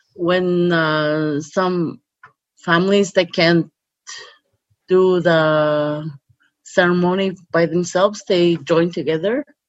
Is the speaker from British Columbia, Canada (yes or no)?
no; Quebec, Canada; first language Cree; English is a second language; we're from Quebec